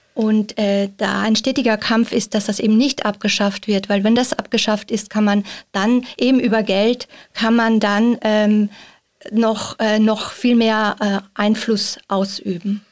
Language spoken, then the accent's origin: German; Austria; moved away as an adult; now in Switzerland; ich bin ja Österreicherin, seit einigen Monaten in der Schweiz und fühle mich schon sehr zu Hause, aber mein Pass ist nach wie vor österreichischer Pass.